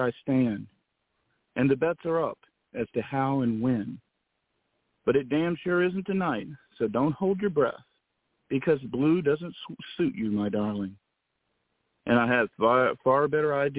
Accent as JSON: {"language": "English", "region": "the South", "country": "United States", "said": "I'm from the South"}